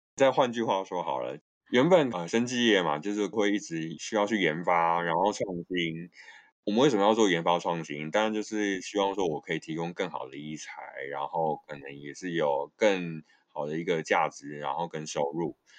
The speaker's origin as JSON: {"language": "Chinese", "country": "Taiwan", "said": "我们台湾人就很爱买保险"}